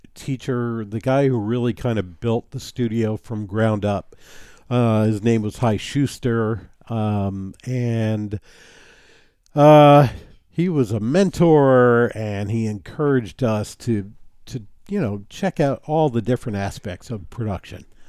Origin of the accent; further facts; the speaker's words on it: New City, New York, United States; my hometown of New City, New York